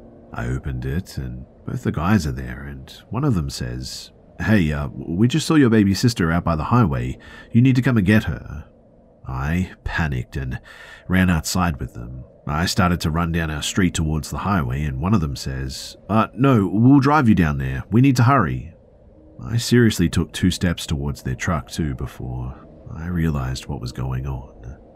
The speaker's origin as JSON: {"language": "English", "country": "Bosnia & Herzegovina", "said": "I'm from Bosnia, Europe."}